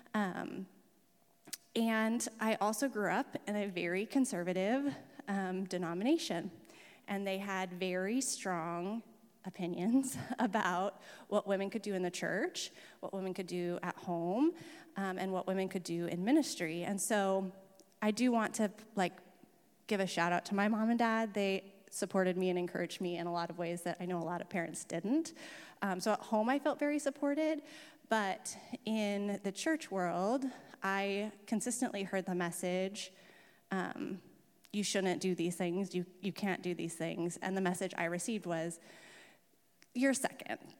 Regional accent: Camp Tadmor, Oregon, United States; also born or lived in Salem; we moved, um, to Camp Tadmor, which is about an hour south, when I was eight, and I grew up in that environment

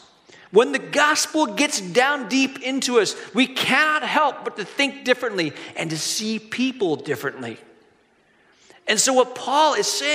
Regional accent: Hong Kong; Years ago, when I was a kid growing up in Hong Kong, we were walking the streets of Hong Kong with my family.

